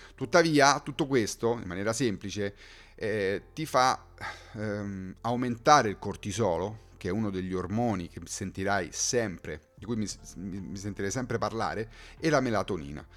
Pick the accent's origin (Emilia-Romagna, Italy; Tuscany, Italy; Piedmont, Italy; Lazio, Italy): Lazio, Italy; Rome; sono di Roma